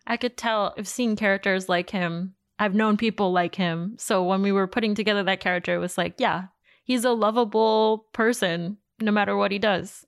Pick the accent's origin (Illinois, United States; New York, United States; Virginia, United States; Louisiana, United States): New York, United States; New York City; I grew up in Queens